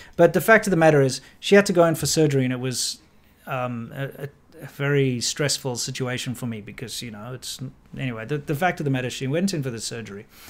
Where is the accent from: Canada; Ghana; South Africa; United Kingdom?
South Africa; Johannesburg, Gauteng; moved away; also born or lived in Cape Town / China; when I was about ten, uh, we moved to Johannesburg and ended up living in Chartwell